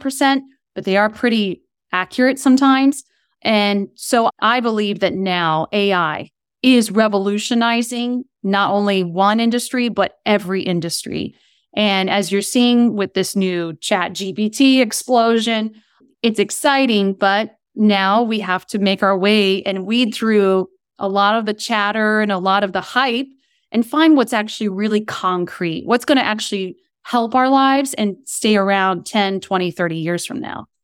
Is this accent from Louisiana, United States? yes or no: no; Kent, Ohio, United States; moved away as an adult; also born or lived in East Coast; now in Southern California, United States; I grew up in Kent, Ohio, where Kent State University is near Akron, Ohio